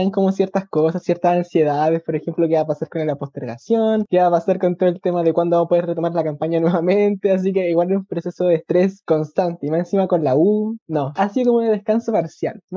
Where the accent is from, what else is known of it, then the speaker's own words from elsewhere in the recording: Puente Alto, Santiago Metropolitan Region, Chile; also born or lived in La Florida; yo crecí, nací y me crié en Puente Alto. Estudié en Puente Alto, hice toda mi vida en Puente Alto hasta los 19 años, que después me cambié de casa a la Florida, que es donde actualmente vivo.